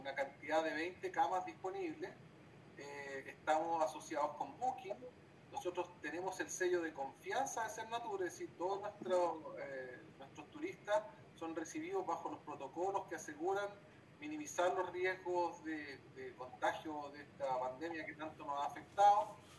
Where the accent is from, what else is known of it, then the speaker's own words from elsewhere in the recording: Chile; como chilenos estamos participando